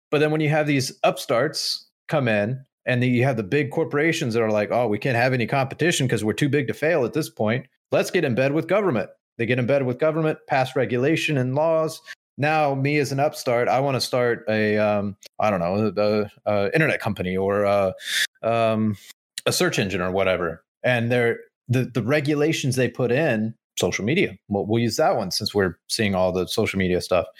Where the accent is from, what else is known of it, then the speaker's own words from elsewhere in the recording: United States; as American people